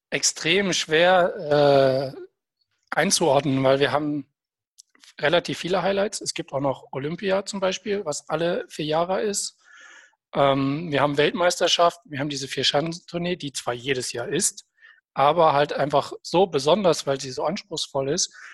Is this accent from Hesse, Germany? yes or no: yes; Hesse, Germany; dazwischen oder davor ist es für mich, weil ich komme ja aus Nordhessen, einfach zu weit weg gewesen, um mal live vor Ort zu sein.